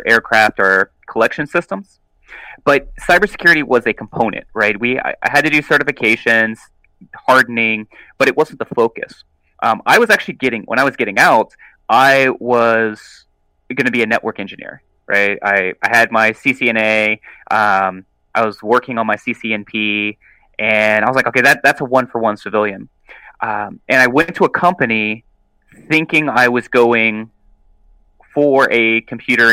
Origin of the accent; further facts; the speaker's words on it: South Alabama, United States; I'm from South Alabama